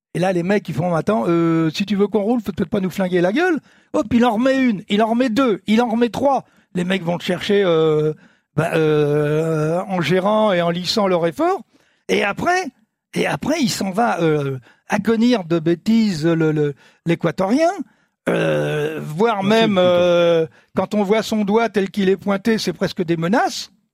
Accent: France; on est français

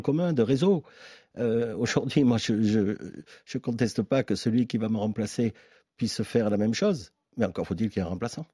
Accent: Marseille, Provence-Alpes-Côte d'Azur, France; je suis un Marseillais, un enfant d'Andoum

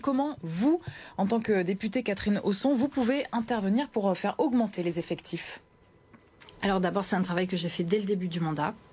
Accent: Nord-Pas-de-Calais, Hauts-de-France, France; ici chez nous dans le Nord-Pas-de-Calais

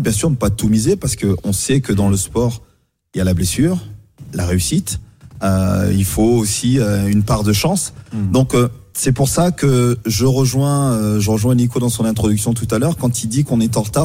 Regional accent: France; chez nous en France

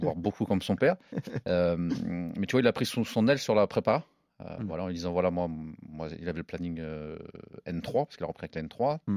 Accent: Normandy, France; also born or lived in Évreux / Caen; on est normand

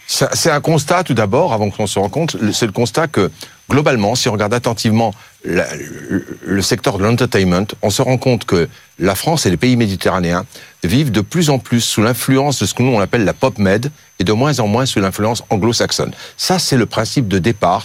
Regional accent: Algeria; moved away; En Algérie, mon pays natal

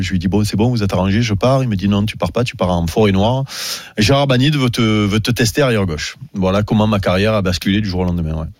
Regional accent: Marseille, Provence-Alpes-Côte d'Azur, France; chez nous à Marseille

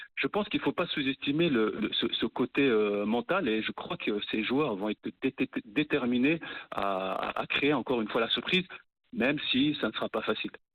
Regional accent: Morocco; En tant que Marocain

